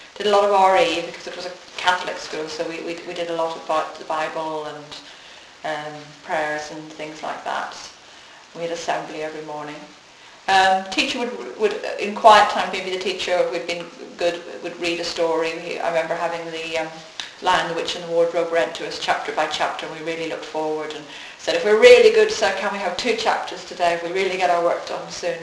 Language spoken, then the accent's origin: English; Northern Ireland, United Kingdom; I grew up in Northern Ireland, which is part of the UK